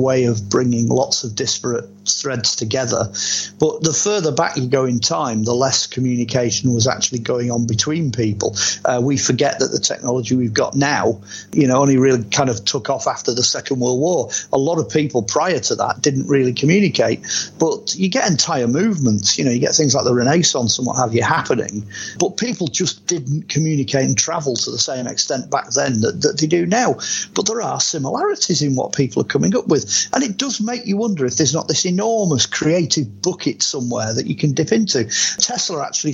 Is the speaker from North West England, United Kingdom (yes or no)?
yes; Warrington, North West England, United Kingdom; played my hometown here. He came to RAF Burton Wood, Warrington, and played here